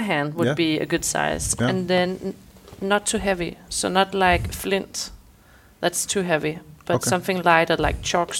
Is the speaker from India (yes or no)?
no; Thy, North Denmark Region, Denmark; now in Copenhagen, Denmark; I grew up in Thy, and we don't have saunas around there.